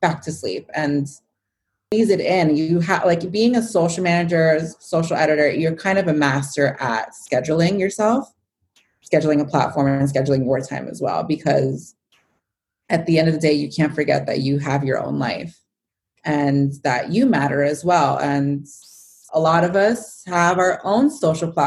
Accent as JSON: {"language": "English", "town": "New York City", "region": "New York", "country": "United States", "tie": "born or raised there", "lives_now": "Westchester, United States", "said": "growing up in New York and always being in the city as a kid"}